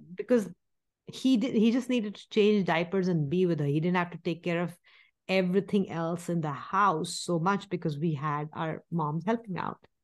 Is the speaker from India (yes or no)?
yes; India; moved away; we grew up in India.